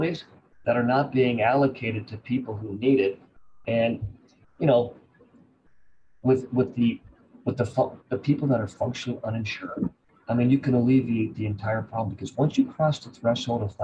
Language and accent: English; Champaign-Urbana, Illinois, United States; now in Austin, United States; my hometown of Champaign-Urbana, Illinois.